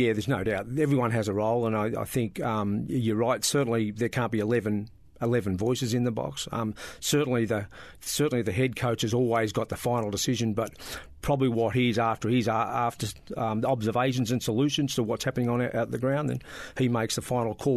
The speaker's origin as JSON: {"language": "English", "town": "Bairnsdale", "region": "Victoria", "country": "Australia", "tie": "born or raised there", "also_born_or_lived": "Melbourne", "moved": "as an adult", "said": "I was bor-, born, um, and bred in Bairnsdale"}